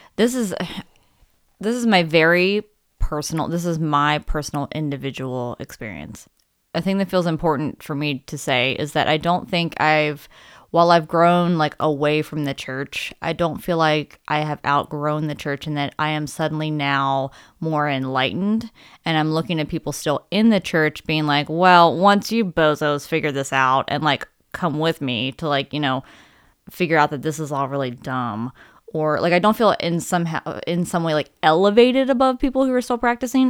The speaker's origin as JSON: {"language": "English", "region": "Maryland", "country": "United States", "tie": "born or raised there", "also_born_or_lived": "Utah", "moved": "yes", "said": "I grew up in Maryland"}